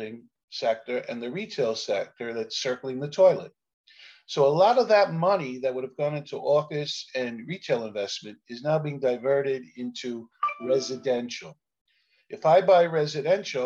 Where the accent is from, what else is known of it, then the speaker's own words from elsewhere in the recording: New York City, New York, United States; I'm a kid from Canarsie, Brooklyn, which I refer to as the Mafia minor leagues, a rough place to grow up